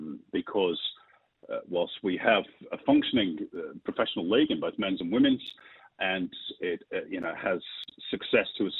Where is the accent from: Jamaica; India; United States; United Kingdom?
United Kingdom; Manchester, North West England; now in Australia; back in the day when I was a kid growing up in Manchester in Northern England